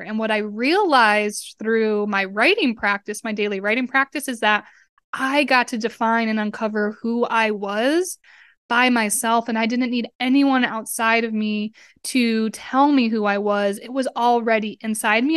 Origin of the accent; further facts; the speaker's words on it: Westfield, Massachusetts, United States; moved away as an adult; also born or lived in Tampa, Florida; I grew up in Westfield, Massachusetts